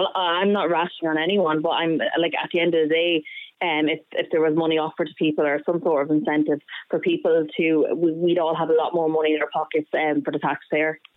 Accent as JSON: {"language": "English", "country": "Ireland", "said": "as an Irish citizen."}